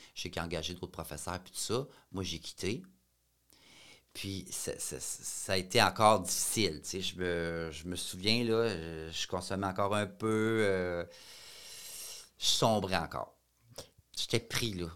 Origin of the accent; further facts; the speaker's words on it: Shawinigan, Quebec, Canada; je venais de Shawinigan